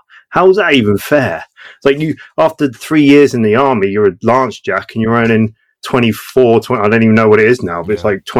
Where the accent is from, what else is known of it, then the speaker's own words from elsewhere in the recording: Australia; also born or lived in Portsmouth; And then I grew up in Australia, and it was like complete contrast.